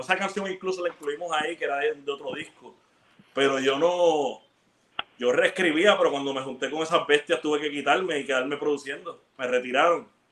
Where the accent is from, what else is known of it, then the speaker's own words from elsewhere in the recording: Ponce, Puerto Rico; also born or lived in Bayamón; Y yo nací en Ponce, eso, eso fue en Ponce. Cuando yo me mudo como a los 12 para el área metro, viví en Bayamón